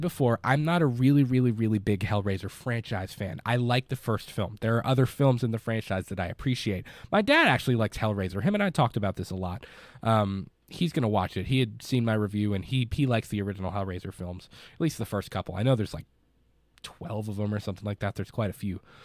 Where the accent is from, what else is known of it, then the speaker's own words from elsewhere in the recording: Kentucky, United States; I'm a dude from Kentucky that hosts a movie podcast